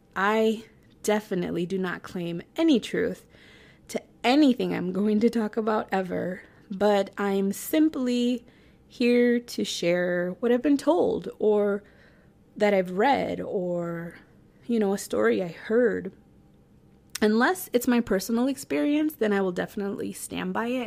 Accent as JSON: {"language": "English", "town": "Chicago", "region": "Illinois", "country": "United States", "tie": "born or raised there", "said": "I was born in Chicago and raised in the suburbs of Chicago."}